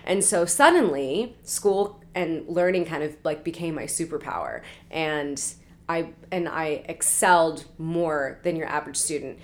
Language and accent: English; Portland, Oregon, United States; now in Los Angeles, United States; I'm from Portland, Oregon